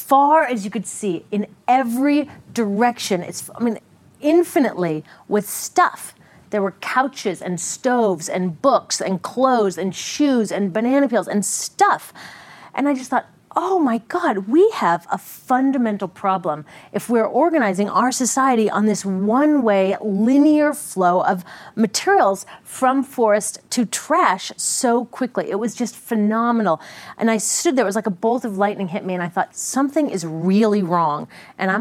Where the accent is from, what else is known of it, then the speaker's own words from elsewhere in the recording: Seattle, Washington, United States; I grew up in Seattle in the Northwest